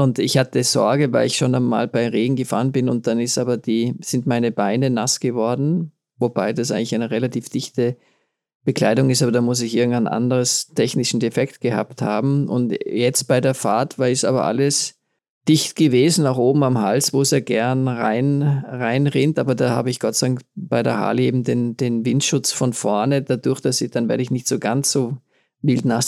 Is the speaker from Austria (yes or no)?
yes; Tyrol, Austria; bei uns in Tirol ist man ja sowieso bei